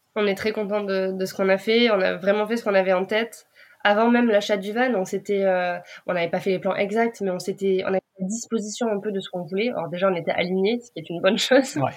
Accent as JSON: {"language": "French", "country": "France", "said": "nous, en tant que Français"}